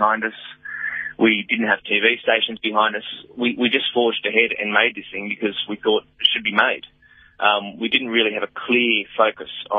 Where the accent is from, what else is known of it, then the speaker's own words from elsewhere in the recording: Australia; moved away as an adult; now in South Africa; I'm from Australia, and I came to live here 6 years ago